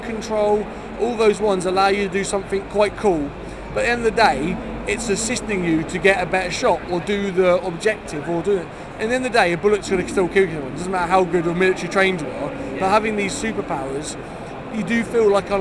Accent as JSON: {"language": "English", "country": "United Kingdom", "said": "we're British"}